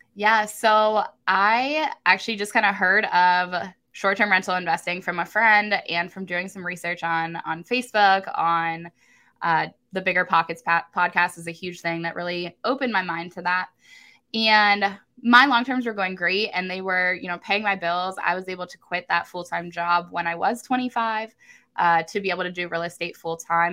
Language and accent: English; Columbus, Ohio, United States; I am from Columbus, Ohio